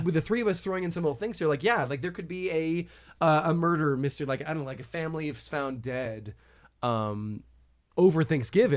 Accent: Colorado, United States; growing up in Colorado

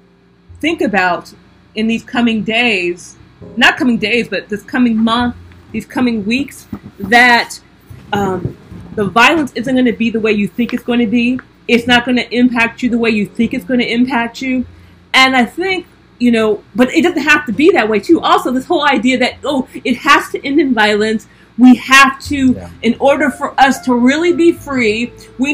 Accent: United States; I am African American

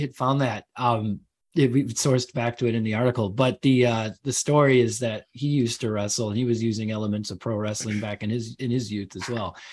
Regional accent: Chicago, Illinois, United States; moved away as an adult; now in England, United Kingdom; my wife's German, I'm American, but we're living out here

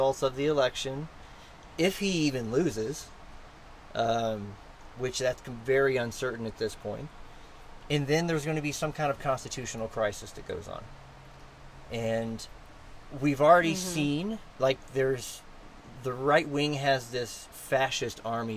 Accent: United States; as an American

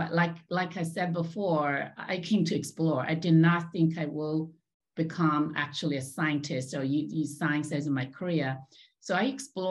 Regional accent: China; moved away as an adult; also born or lived in Los Angeles, United States; I was born and raised in China

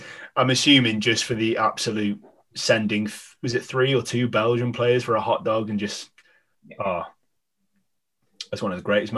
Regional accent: Welsh, Wales, United Kingdom; all being Welsh

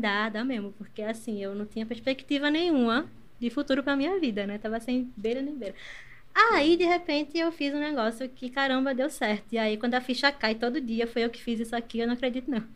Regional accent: Recife, Pernambuco, Brazil; Eu nasci aqui em Recife mesmo. Eu moro no Ipicep. Morei uhum. a minha vida toda na mesma casa, né?

